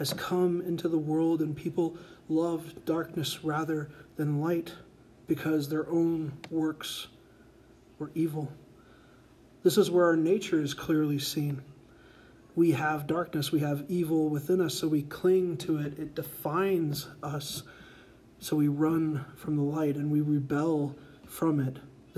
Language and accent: English; Colorado, United States; I've never murdered someone, and in fact, I'm from Colorado, and I use my blinker in traffic, so I'm a saint.